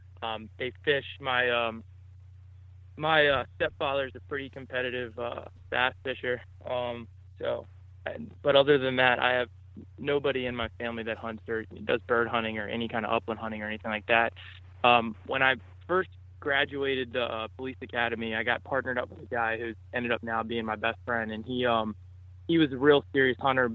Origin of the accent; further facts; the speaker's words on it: Maryland, United States; I'm from Southern Maryland, so near the Solomons Island area, Calvert County, Maryland.